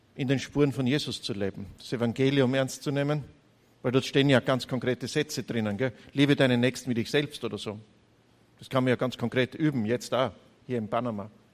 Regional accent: Gleisdorf, Styria, Austria; accent: Styrian; now in Graz, Austria; Ich bin ein Steirer aus der Oststeiermark, aus Gleisdorf, geboren. 100 Meter neben der Volksschule, 250 Meter neben, der, neben dem Gymnasium aufgewachsen

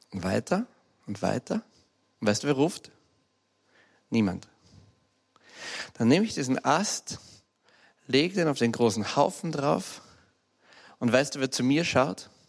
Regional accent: Graz, Styria, Austria; Wie ich zehn, elf oder zwölf Jahre alt war, sind meine Eltern von Graz, ich bin Steirer, gezogen in einen kleinen Vorort. Ein wunderschöner alter Vorort, heißt St. Radigund

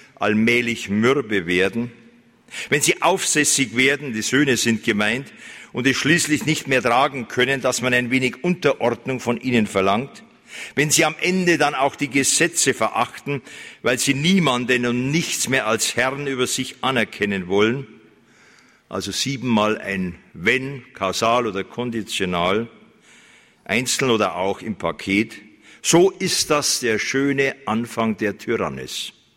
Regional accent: Germany; bei uns in Deutschland

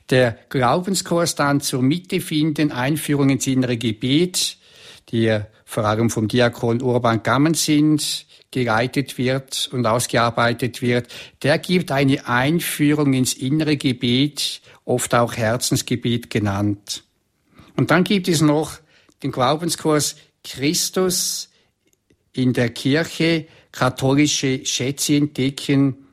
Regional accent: Switzerland; dann habe ich Kurse bei uns in der Schweiz oder in äh, Vorarlberg, Österreich oder auch in Deutschland.

